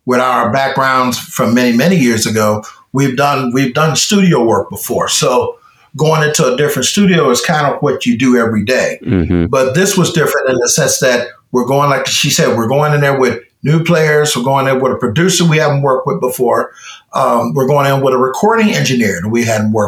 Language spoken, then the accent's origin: English; Chicago, Illinois, United States; we're from Chicago